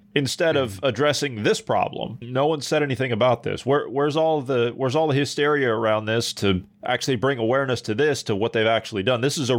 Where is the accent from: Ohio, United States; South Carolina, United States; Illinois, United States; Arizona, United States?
Ohio, United States; moved away; my home state of Ohio